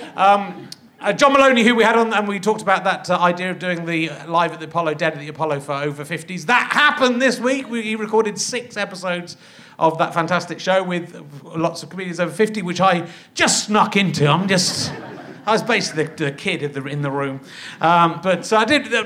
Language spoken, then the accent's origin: English; England, United Kingdom; we were very nervous as English little posh kids